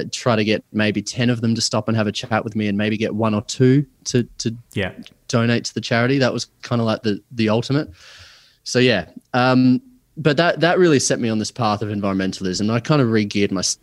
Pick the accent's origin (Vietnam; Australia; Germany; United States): Australia; Adelaide, South Australia; now in northern New South Wales, Australia; I'm originally from Adelaide, had your classic kind of upbringing